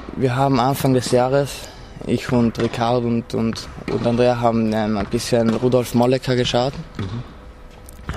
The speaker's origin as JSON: {"language": "German", "area": "South Tyrol", "region": "Trentino-Alto Adige", "country": "Italy", "tie": "born or raised there", "said": "bei uns in Südtirol wird noch relativ viel Ski gefahren"}